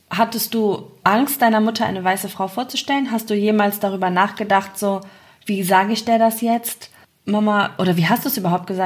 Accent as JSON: {"language": "German", "country": "Germany", "said": "als Deutsche"}